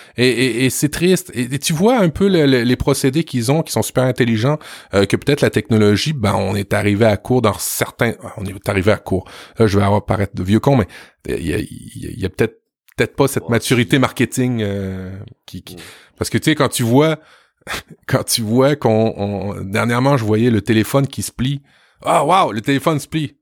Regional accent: Quebec, Canada; chez nous au Québec

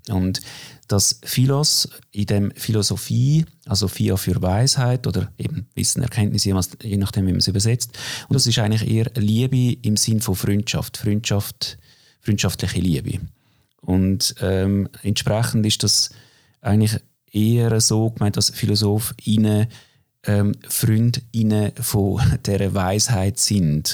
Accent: Opfikon, Zurich, Switzerland; Ich bin aufgewachsen in Glabruck, Opfiker Glabruck, also typische Vorstadt von Zürich

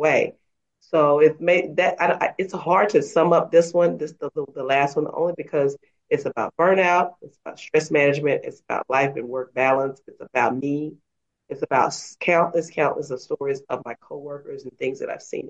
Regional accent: Dallas, Texas, United States; I am a native of Dallas, Texas, and I was born and raised there

